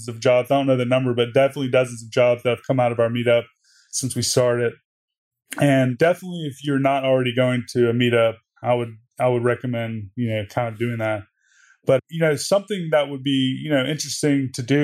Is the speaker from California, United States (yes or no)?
no; Mississippi, United States; moved away as an adult; also born or lived in Los Angeles; When I moved to LA, I'm from Mississippi. I moved to LA.